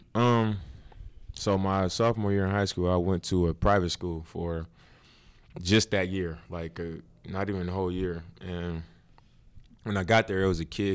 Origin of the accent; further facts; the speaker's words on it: Oakland, California, United States; I was from Oakland